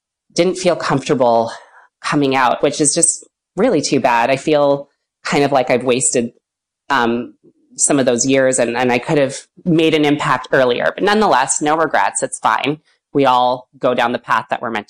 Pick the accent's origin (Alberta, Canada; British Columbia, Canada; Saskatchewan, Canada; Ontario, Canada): British Columbia, Canada; West Vancouver; I grew up in West Van.